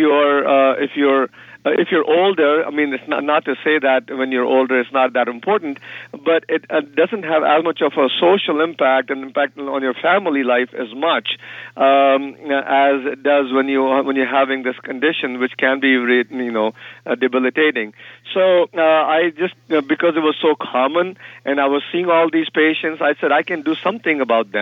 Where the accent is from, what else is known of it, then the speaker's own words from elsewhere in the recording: India; moved away; being from India, and I grew up in India